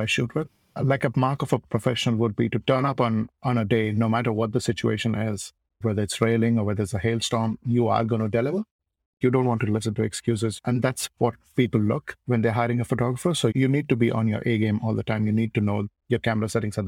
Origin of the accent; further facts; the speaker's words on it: Goa, India; moved away as an adult; now in Auckland, New Zealand; I grew up in Goa, like south of India, and I really grew up there